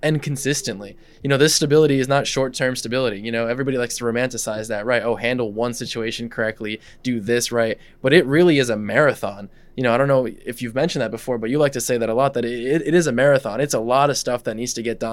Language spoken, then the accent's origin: English; Russia; English is a second language; now in United States; I was born here, but I grew up in Russia, right? So English is actually my second language.